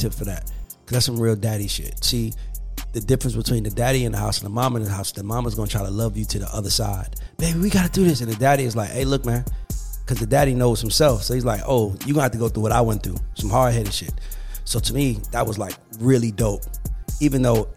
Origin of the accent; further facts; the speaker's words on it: College Park, Georgia, United States; I grew up in College Park